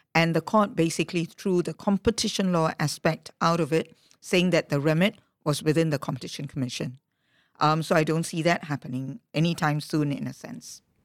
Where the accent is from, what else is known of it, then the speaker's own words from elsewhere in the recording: Singapore; I hail from Singapore